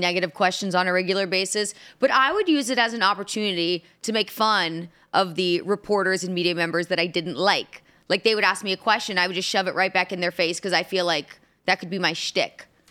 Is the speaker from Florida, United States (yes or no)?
no; Indianapolis, Indiana, United States; Indianapolis, my hometown